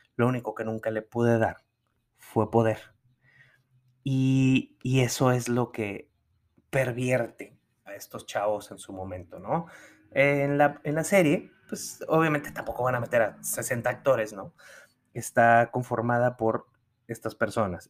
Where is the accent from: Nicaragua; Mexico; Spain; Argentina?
Mexico; San Pedro Garza García, Nuevo León; also born or lived in New York; San Pedro Garza García, que es de donde, en donde yo crecí, en Nuevo León